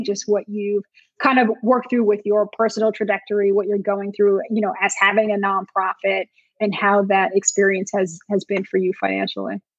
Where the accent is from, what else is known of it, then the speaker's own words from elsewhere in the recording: Montclair, New Jersey, United States; I grew up in Montclair, New Jersey, upper mm-hmm. northern New Jersey, and kind of that tri-state area